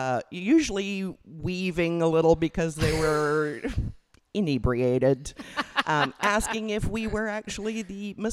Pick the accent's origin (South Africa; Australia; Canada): Canada; moved away as an adult; also born or lived in England; prior to that, I was from Canada.